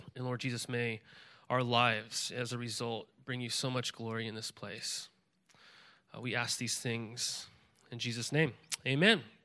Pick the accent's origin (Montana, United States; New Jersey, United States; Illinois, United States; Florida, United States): Montana, United States; moved away as an adult; also born or lived in California; now in Willamette Valley, Oregon, United States; I grew up in Montana, and I would go fly fishing the Missouri River often